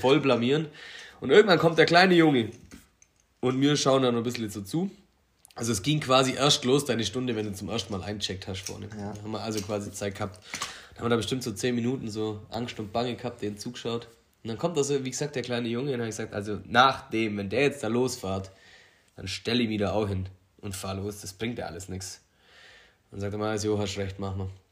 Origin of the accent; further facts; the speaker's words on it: Allgäu, Germany; bei uns in Allgäu